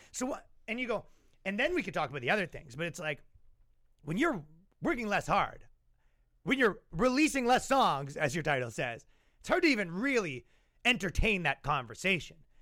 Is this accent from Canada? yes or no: yes; Ajax, Ontario, Canada; when I was growing up in Ajax, Ontario, Canada